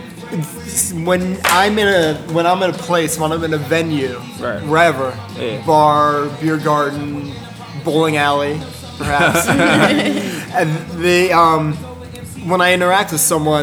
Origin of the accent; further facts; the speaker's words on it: outside of Philadelphia, Pennsylvania, United States; also born or lived in Center City, Philadelphia; Grew up outside of Philly, but right now I live in Center City